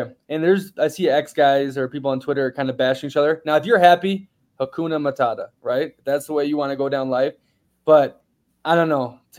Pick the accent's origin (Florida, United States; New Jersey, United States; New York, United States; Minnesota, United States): Minnesota, United States; moved away; I haven't spent a winter in a long time because I grew up in Minnesota